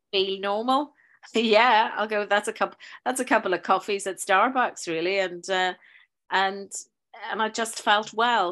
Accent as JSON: {"language": "English", "region": "Northern Ireland", "country": "United Kingdom", "also_born_or_lived": "South London", "moved": "yes", "lives_now": "London, United Kingdom", "said": "I'm from Northern Ireland, but I teach uh, in a school in uh, South London"}